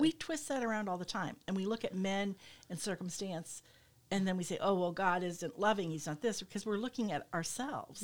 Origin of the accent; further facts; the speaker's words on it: United States; both as an American and as a woman